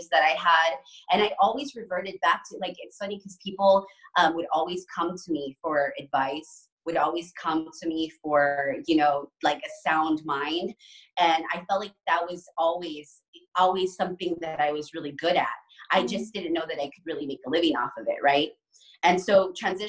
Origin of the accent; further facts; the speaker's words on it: New Mexico, United States; moved away as an adult; also born or lived in Chicago; I was born and raised in New Mexico. And then right after I graduated high school, I moved to Chicago